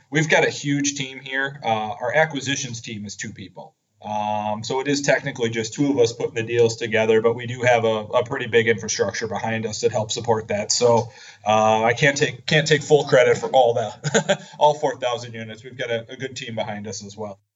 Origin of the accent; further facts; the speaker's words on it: Madison, Wisconsin, United States; moved away as an adult; also born or lived in San Francisco area, California; I grew up in Madison, Wisconsin